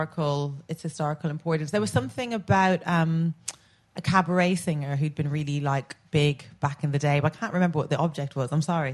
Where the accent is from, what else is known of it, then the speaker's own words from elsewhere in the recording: Ireland; also born or lived in United States; I was born in Ireland, went away, came back.